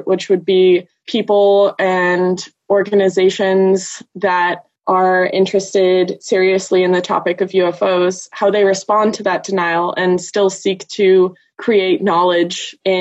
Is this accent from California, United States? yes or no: yes; California Bay Area, United States; moved away as an adult; also born or lived in Glasgow, Scotland; I am originally from the California Bay Area, but did a brief stint in Glasgow, Scotland for 2 years